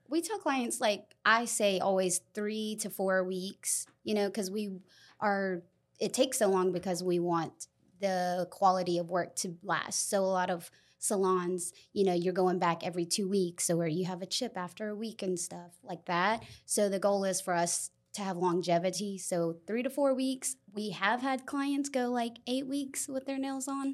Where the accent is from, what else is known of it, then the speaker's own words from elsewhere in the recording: Lexington, South Carolina, United States; I was raised in Lexington